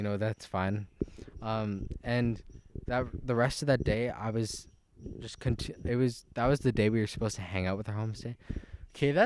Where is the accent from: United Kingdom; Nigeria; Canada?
Canada; We're Canadian